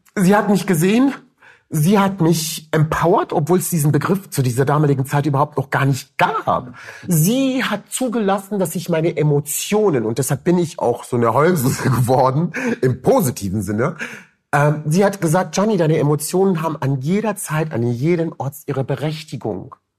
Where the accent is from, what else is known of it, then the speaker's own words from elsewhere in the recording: Cologne, North Rhine-Westphalia, Germany; also born or lived in Rüsselsheim, Hesse, Germany; ich komme aus Köln